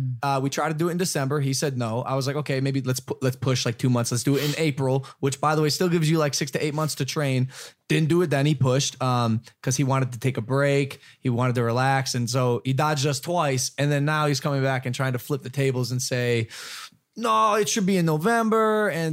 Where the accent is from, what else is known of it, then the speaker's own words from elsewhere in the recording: Ohio, United States; I'm from Ohio. Not from Texas.